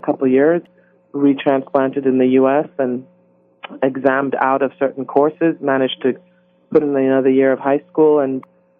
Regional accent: England, United Kingdom; I had good grades and lots of projects and theater works that I'd done growing up in England

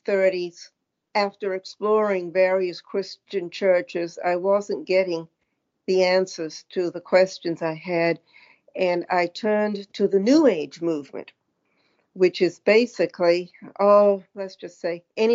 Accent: Auburn, Maine, United States; I grew up in the 40s and 50s in Southeast Maine, the Auburn-Lewiston area.

